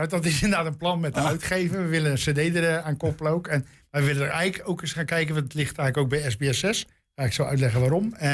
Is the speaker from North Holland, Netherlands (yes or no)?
no; Rotterdam, South Holland, Netherlands; Peter Beentje ga ik varen op de gracht in Amsterdam als Rotterdammer.